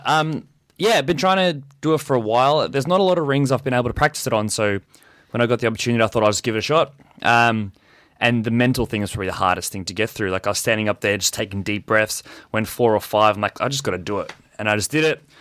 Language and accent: English; South Africa; now in Australia; when I was growing up in South Africa. Um, when I first moved over here